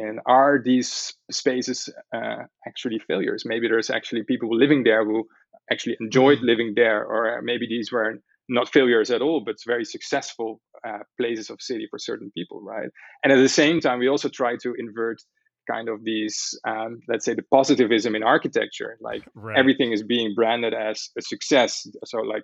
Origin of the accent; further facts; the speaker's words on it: Amsterdam, North Holland, Netherlands; me growing up in Amsterdam.